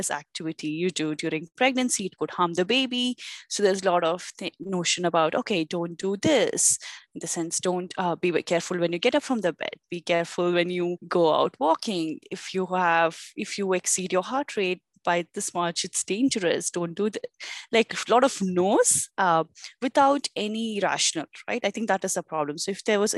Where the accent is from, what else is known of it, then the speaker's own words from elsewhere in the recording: India; moved away as an adult; also born or lived in North America; now in Toronto, Canada; I grew up in India all my life